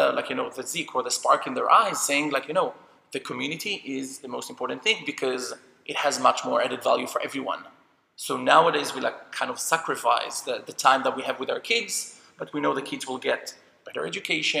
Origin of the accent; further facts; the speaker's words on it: Jerusalem, Jerusalem District, Israel; I grew up in Jerusalem, but every 2 or 3 weeks, we went to visit my grandparents and my mom's family in the kibbutz.